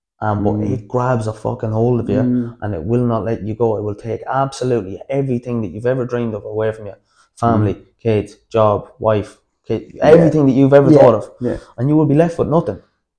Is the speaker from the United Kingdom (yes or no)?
no; Dublin, Leinster, Ireland; especially, you know, growing up in Dublin, I say that wasn't easy either.